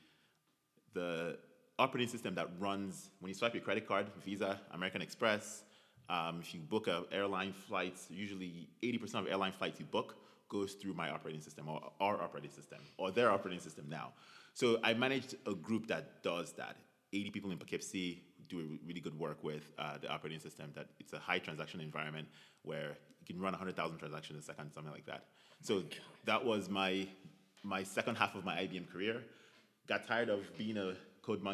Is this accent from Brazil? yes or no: no; Nigeria; moved away as an adult; also born or lived in Texas, United States / Thornwood, New York, United States; now in United States; I'm Nigerian. I was born in Nigeria. I moved to the U.S. to go to college.